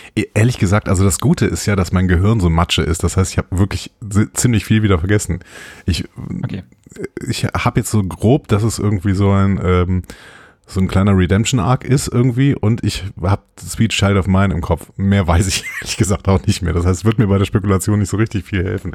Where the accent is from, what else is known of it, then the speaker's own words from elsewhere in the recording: Übach-Palenberg, North Rhine-Westphalia, Germany; moved away as an adult; also born or lived in Cologne / Neunkirchen-Seelscheid / Nümbrecht; now in Waldbröl, Germany; Ich komme aus Übach-Palenberg